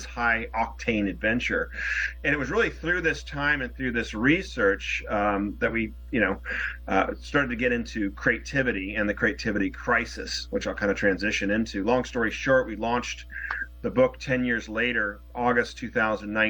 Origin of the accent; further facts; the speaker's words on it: Newport Beach, California, United States; moved away; also born or lived in Wellesley, Massachusetts; I'm originally from Newport Beach, California. I was back east in Wellesley, Massachusetts for about 16 years